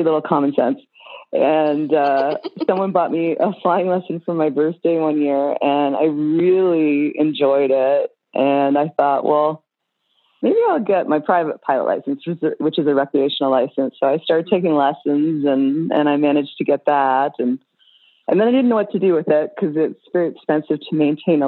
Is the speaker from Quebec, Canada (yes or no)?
no; Toronto, Ontario, Canada; moved away; back in Canada where I'm from. I'm from Toronto